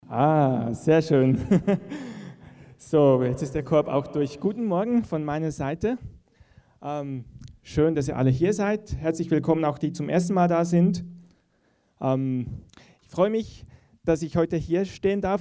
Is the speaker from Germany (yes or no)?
no; Switzerland; ich sage das als Schweizer. Ähm, wir sind ja in der Schweiz geübt in der Neutralität.